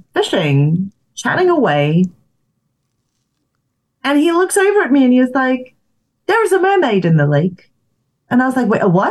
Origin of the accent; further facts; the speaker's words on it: Zimbabwe; moved away; also born or lived in South Africa; I grew up in Zimbabwe